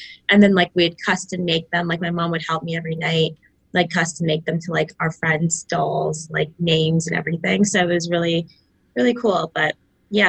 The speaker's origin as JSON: {"language": "English", "town": "Markham", "region": "Ontario", "country": "Canada", "tie": "born or raised there", "said": "I grew up in Toronto, or I'd say like Markham, Ontario, smaller town"}